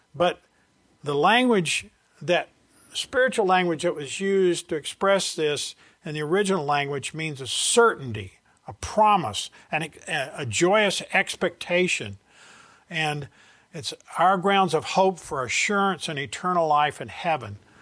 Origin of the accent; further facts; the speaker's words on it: the South, United States; I'm from the South